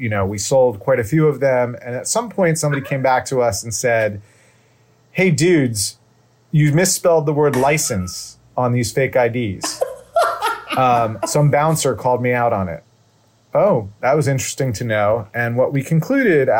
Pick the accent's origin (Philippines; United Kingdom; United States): United States; New York; being a teenager growing up in New York